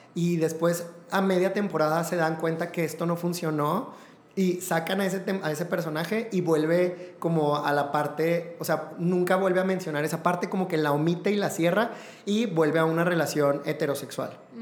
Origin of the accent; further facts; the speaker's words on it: Mexico; para nosotros como mexicanos